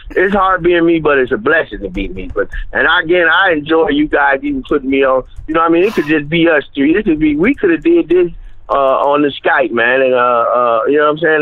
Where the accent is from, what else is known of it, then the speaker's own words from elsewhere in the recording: Akron, Ohio, United States; I'm from Akron, Ohio